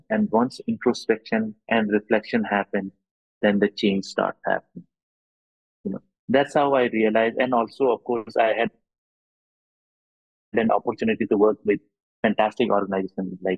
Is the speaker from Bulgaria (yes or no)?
no; Bomdila, Arunachal Pradesh, India; born there; also born or lived in Assam / Bengal / Delhi / Mumbai; I was born in Arunachal in this beautiful place called Bomdila, which is near Tawang. And I studied in Arunachal for some time and also studied in Assam for some time later on Bengal and, and Delhi and Mumbai later on.